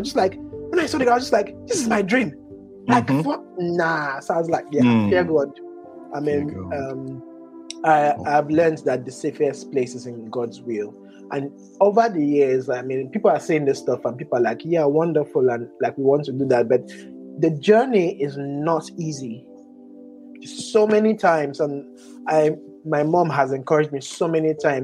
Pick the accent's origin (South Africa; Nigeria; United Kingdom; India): Nigeria; Port Harcourt, Rivers State; I'm Nigerian